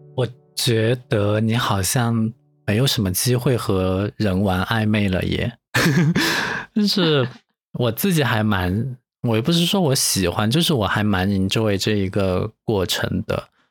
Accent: China; 我是中国人吗？

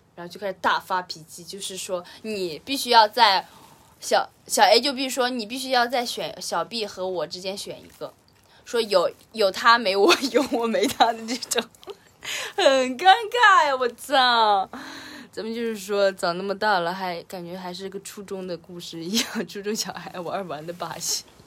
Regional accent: Henan, China; 我本河南人

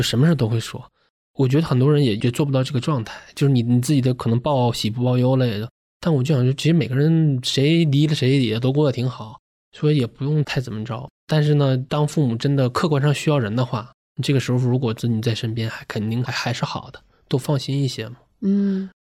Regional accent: Shenyang, Liaoning, China; moved away as an adult; now in Beijing, China; 我老家沈阳的

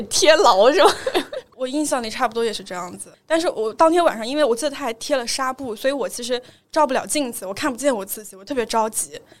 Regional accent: Anhui, China; 因为我是安徽人，就去了和肥的那个中科大附属医院的眼科医院

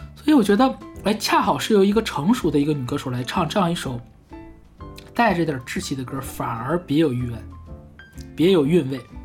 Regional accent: China; 我们中国人

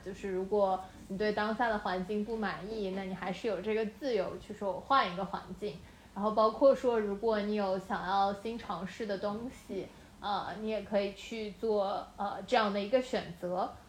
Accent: Shanghai, China; 我是上海人

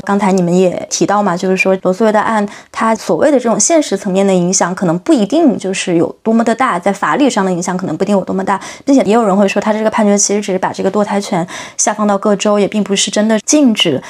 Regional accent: China; 中国这个环境下长大的

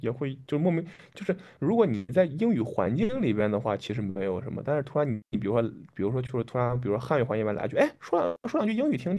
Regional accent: Henan, China; accent: Henan; 啊，这个国家河南人很多， {S0} 救命！ {S1} 对，那我口音就回来了。

